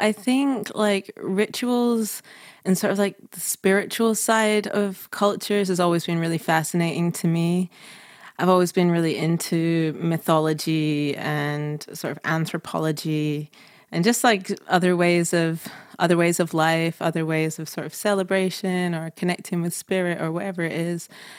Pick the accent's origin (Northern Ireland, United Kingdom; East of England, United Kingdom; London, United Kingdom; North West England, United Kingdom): North West England, United Kingdom; Manchester; also born or lived in Scotland; I mean, I grew up in Manchester, then in Scotland